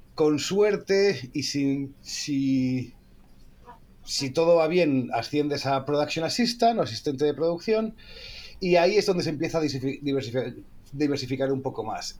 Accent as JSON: {"language": "Spanish", "region": "Asturias", "country": "Spain", "said": "somos los dos asturianos"}